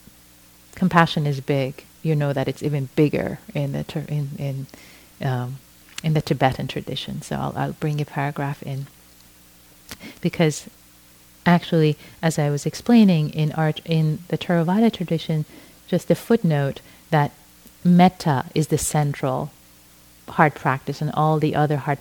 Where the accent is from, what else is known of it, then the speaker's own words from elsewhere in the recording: Iran; first language Persian; English is a second language; moved away; I was brought up in Iran, which is why I speak Farsi, my native language